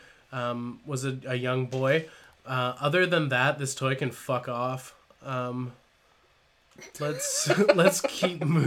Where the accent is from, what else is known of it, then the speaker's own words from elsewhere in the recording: Canada; being Canadian